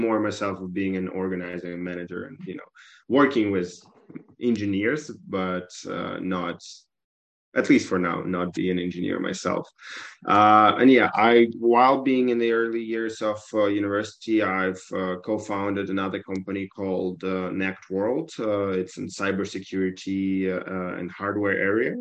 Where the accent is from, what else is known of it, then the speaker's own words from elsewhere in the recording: Kyiv, Ukraine; moved away as an adult; also born or lived in Vancouver, Canada / Turin, Italy; I'm Ukrainian from Kiev, born and raised.